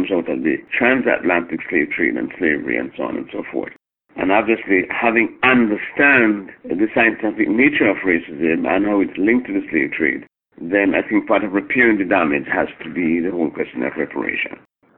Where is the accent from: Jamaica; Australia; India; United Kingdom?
Jamaica; now in Canada; I came to Canada from Jamaica in 1972 to go to school.